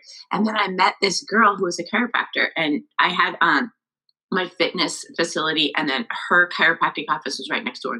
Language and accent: English; Billings, Montana, United States; moved away as an adult; also born or lived in Arizona / Florida; I grew up in Billings, Montana